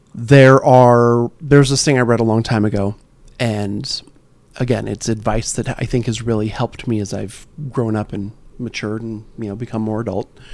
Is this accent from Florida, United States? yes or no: no; California, United States; we grew up in California